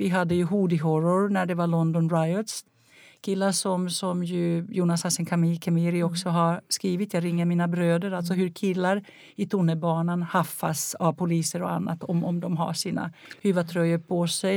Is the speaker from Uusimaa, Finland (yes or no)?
yes; Helsinki, Uusimaa, Finland; jag växte upp i Helsingfors